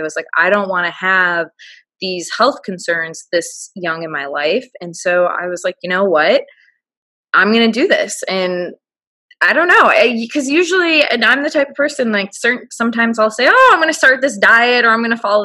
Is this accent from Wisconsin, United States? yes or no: no; Chicago, Illinois, United States; moved away as an adult; also born or lived in Orlando, United States; now in Naples, United States; I'm from Chicago, but I moved to Orlando for my job. And then I just moved down here to Naples the past 6 months